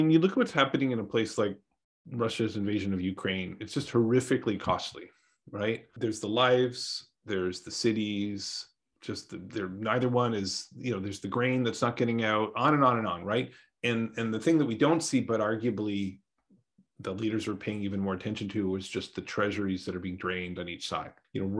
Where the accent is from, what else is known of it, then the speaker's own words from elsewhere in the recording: Canada; moved away as an adult; now in United States; I grew up in Canada. You know, I've been living in the United States for like half my life now